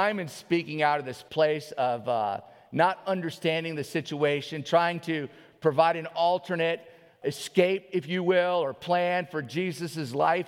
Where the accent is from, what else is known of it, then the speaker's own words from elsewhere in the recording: New Orleans, Louisiana, United States; now in Alaska, United States; I grew up in New Orleans